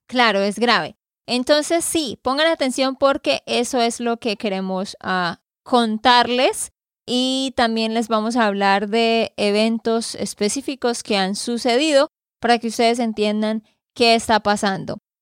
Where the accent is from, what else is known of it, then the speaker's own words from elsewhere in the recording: Santander, Colombia; de Santander, Colombia.